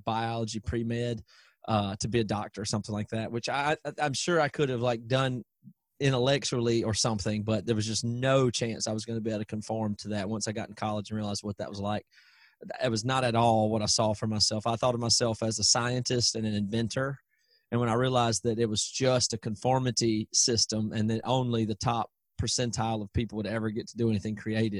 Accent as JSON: {"language": "English", "region": "South Carolina", "country": "United States", "tie": "born or raised there", "also_born_or_lived": "Seattle", "moved": "as an adult", "said": "growing up in South Carolina"}